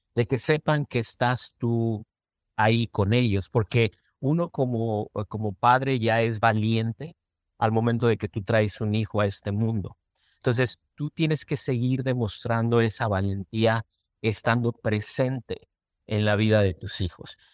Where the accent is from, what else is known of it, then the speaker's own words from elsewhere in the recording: Mexico; moved away as an adult; now in Minnesota, United States; yo como mexicano